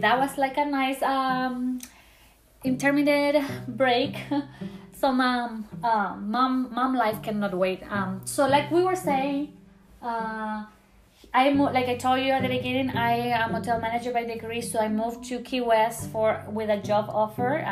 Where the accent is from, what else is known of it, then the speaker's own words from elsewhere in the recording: Chile; English is a second language; moved away as an adult; now in United States; I'm from Chile, like I told you at the beginning of my podcast. Born and raised there